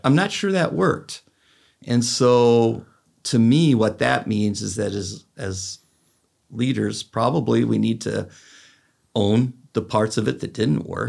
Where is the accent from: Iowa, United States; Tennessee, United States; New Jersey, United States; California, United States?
California, United States; I'm from California, so we say, "Dude."